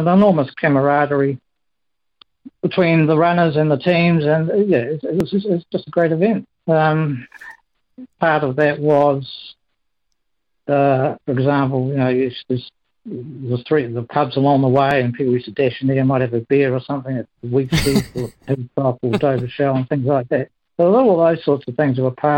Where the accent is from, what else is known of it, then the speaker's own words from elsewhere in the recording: Timaru, Canterbury, New Zealand; I come from Timaru. I was a Harrier with the Timaru Harrier Club